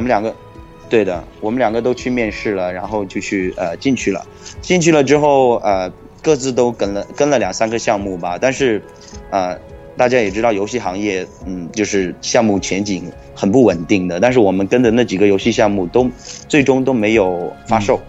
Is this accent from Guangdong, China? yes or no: yes; Guangzhou, Guangdong, China; moved away as an adult; now in United States; 我跟我哥哥是，呃，广州人，我们从小一直在广州长大的